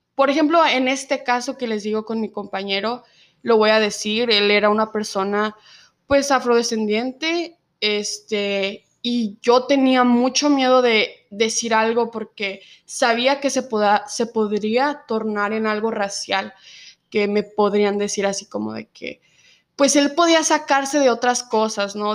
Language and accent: Spanish; Zacatecas, Mexico; first language Spanish; moved away as an adult; now in United States